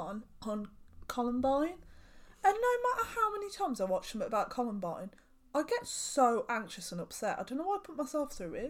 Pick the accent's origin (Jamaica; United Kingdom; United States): United Kingdom; England; as an English person